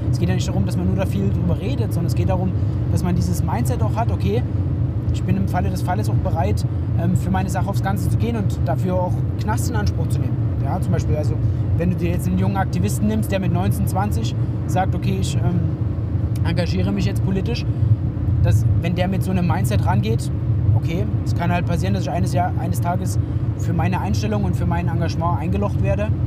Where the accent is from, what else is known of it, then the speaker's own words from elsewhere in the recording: Germany; ich bin halt deutscher Jugendlicher